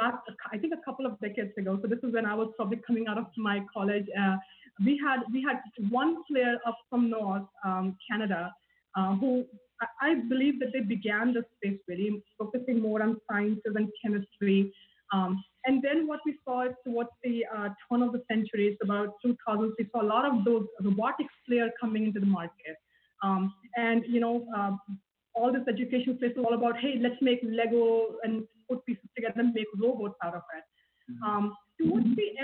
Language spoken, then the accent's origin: English; India; moved away; I grew up in India